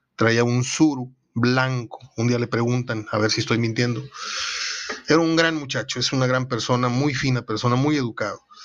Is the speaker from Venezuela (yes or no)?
no; Monterrey, Nuevo León, Mexico; moved away; also born or lived in Mexico City / Atizapán, State of Mexico; yo me siento mitad regio, mitad capitalino, porque aparte que viví allí unos años